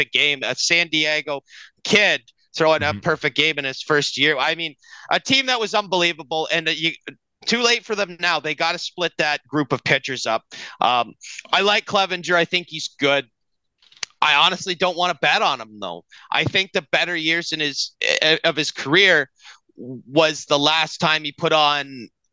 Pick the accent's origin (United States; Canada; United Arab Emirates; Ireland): Canada; We love being Canadian and cheering for the Toronto Blue Jays.